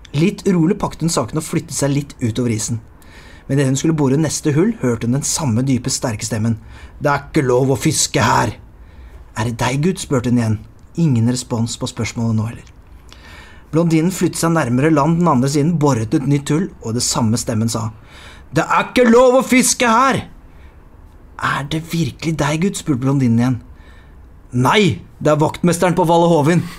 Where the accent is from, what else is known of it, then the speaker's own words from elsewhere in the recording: Lier, Buskerud, Norway; Jeg er jo fra Lier